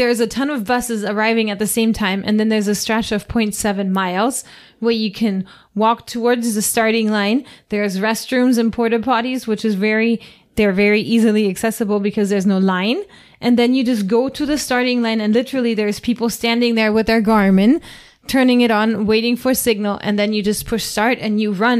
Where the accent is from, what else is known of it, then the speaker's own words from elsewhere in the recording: Florida, United States; we come from Florida and it's flat here.